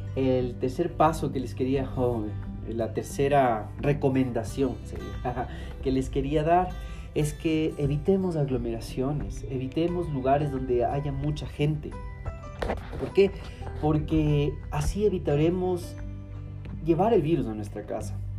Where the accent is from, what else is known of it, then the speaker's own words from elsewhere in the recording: Ecuador; yo como, como ecuatoriano